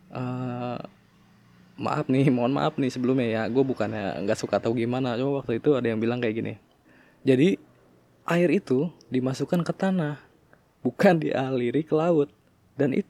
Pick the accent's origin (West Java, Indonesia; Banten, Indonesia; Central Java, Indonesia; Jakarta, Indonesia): Banten, Indonesia; Tangerang; di kota gue juga di Tangerang